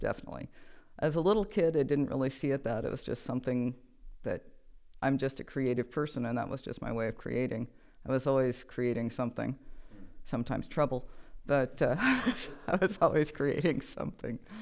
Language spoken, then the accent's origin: English; Nebraska, United States; I am originally from Nebraska. I was born in a hospital, but I was raised in a barn.